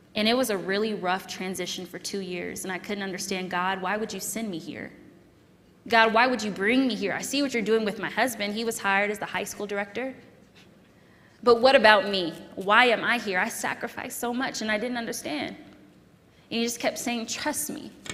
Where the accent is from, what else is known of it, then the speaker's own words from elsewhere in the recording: California, United States; moved away as an adult; now in Colorado, United States; I'm from California